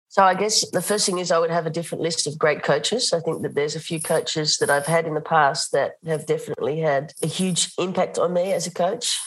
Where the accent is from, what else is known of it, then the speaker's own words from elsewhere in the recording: Australia; moved away as an adult; now in Netherlands; When I moved to Holland, I was coaching as an Australian